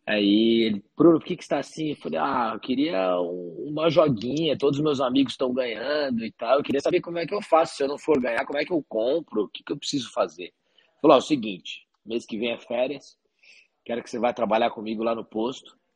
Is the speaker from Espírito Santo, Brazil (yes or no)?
no; Paraguaçu Paulista, São Paulo, Brazil; eu sou do, do interior de São Paulo, uhum. de Paraguaçu Paulista, uma cidade de 45 mil habitantes. Então a minha infância toda foi lá até 21 anos.